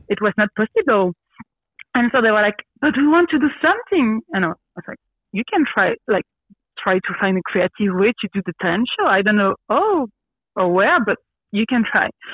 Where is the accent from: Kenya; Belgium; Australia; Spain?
Belgium; English is a second language; also born or lived in Brussels / Quebec / Grenoble; Yes, I grew up in Belgium. Um, uh, I'm born in Brussels, so the capital of the country. Mm-hmm. Uh, but I grew up in a small village with my family